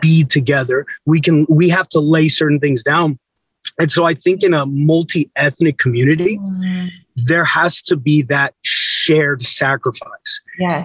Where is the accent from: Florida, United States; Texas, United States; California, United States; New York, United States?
Texas, United States; San Antonio; I grew up in San Antonio, two hours from the Mexican border